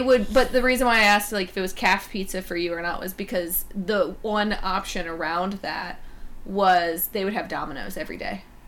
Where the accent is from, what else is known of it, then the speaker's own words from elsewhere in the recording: North Carolina, United States; I'm from North Carolina